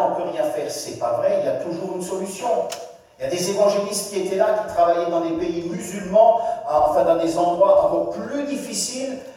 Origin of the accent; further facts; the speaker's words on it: France; Chez nous en France